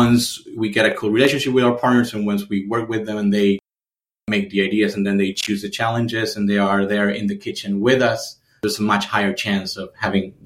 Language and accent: English; Argentina; moved away as an adult; also born or lived in Berlin; in my home country